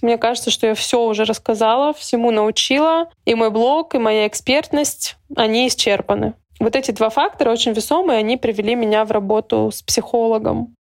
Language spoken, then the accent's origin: Russian; Yessentuki, Stavropol Krai, Russia; moved away as an adult; also born or lived in Saint Petersburg / Budyonnovsk; Ессентуки. Это мой родной город.